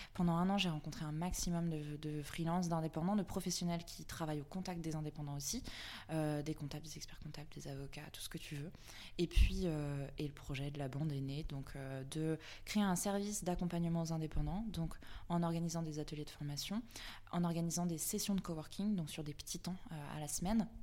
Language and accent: French; Vannes, Brittany, France; now in Nantes, France; je suis nantaise depuis 10 ans maintenant euh, et je viens de Vannes, en Bretagne